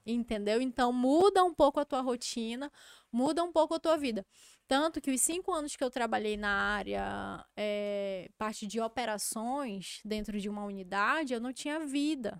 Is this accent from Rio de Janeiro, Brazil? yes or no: no; Amazonas, Brazil; Eu não tenho vergonha de ser amazonense